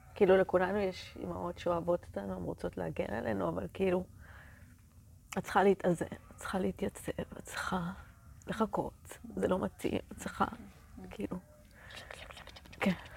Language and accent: Hebrew; Israel; אני מקיבוץ